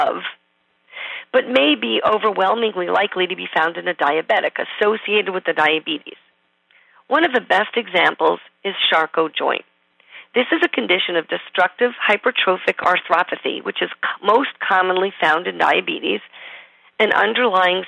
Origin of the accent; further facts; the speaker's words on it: New York, United States; accent: New York; It must be my New York accent